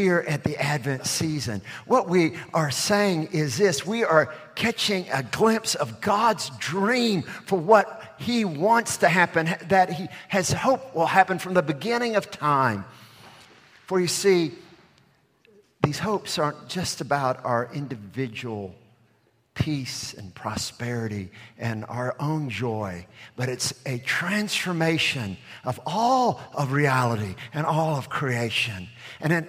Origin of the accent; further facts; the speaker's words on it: Alabama, United States; moved away; I'm from Alabama